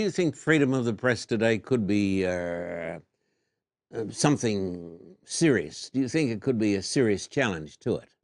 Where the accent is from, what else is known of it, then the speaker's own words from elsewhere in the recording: Australia; moved away; I was brought up in Australia